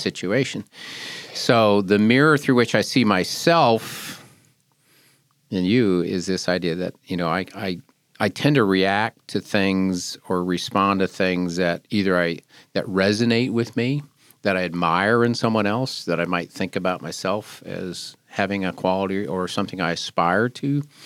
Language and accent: English; Seattle, Washington, United States; now in Wilmington, United States; I grew up in the Seattle area